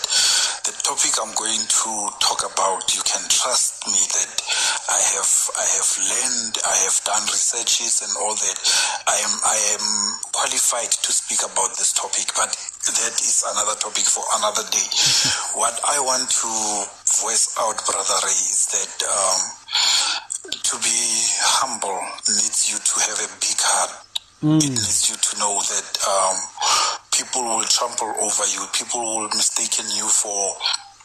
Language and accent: English; Pretoria, Gauteng, South Africa; now in De Aar, South Africa; But I come from Ettridgeville